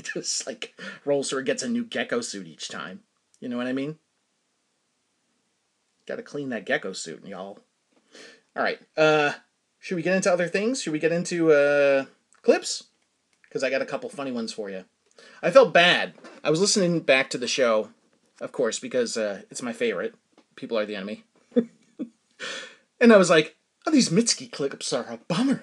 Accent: Danvers, Massachusetts, United States; I grew up in Danvers, Massachusetts

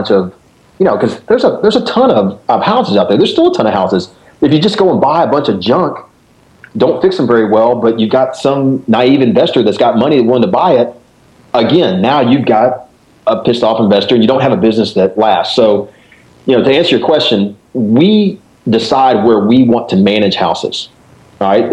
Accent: Dallas, Texas, United States; now in Memphis, United States; I was born and raised in Dallas. I'm a, you know, whatever, a Texan

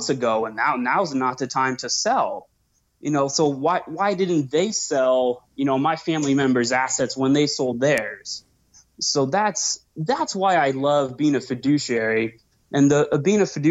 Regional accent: Seattle, Washington, United States; moved away as an adult; now in Arizona, United States; I grew up in Seattle, grew up on the ocean, sailing with my parents, and moved to Arizona a couple years ago

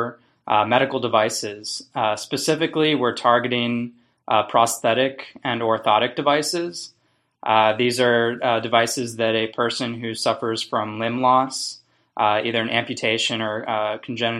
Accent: Baltimore, Maryland, United States; I grew up in the Maryland area, Baltimore, northern Baltimore

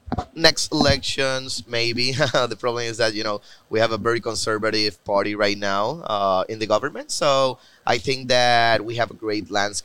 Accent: Puerto Rico; I'm the CEO at Strain. And I'm also from Puerto Rico.

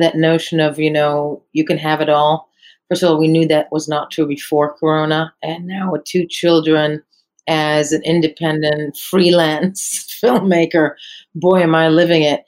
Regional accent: Israel; moved away as an adult; also born or lived in United States / New York; I was born in the States, grew up in Israel

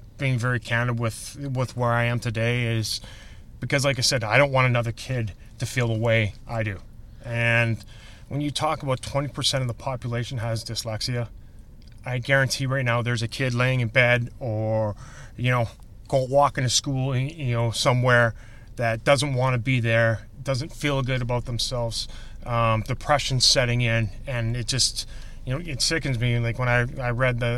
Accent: Saskatoon, Saskatchewan, Canada; moved away as an adult; now in Chicago, United States; I'm from Saskatoon, Saskatchewan, up in God's country in Canada.

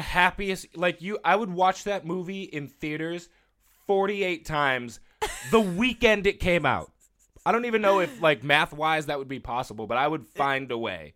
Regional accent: Boston, Massachusetts, United States; I am also a Boston boy

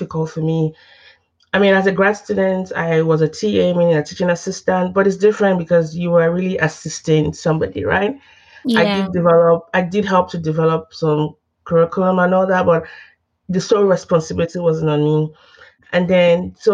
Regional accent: Nigeria; moved away as an adult; also born or lived in Texas, United States / Oklahoma, United States; now in United States; I didn't grow up in the U.S. I'm from Nigeria

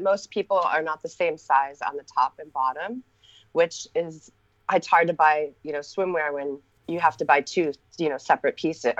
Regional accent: Los Angeles, California, United States; moved away; also born or lived in Hawaii; We grew up in Los Angeles.

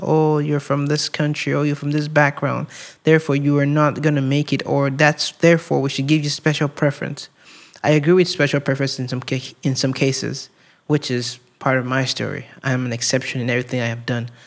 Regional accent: Nigeria; moved away as an adult; growing up in Nigeria

